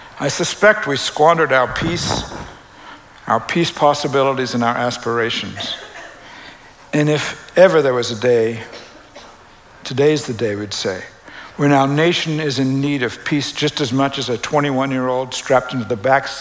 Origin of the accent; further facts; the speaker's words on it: Canada; now in United States; I'm a Canadian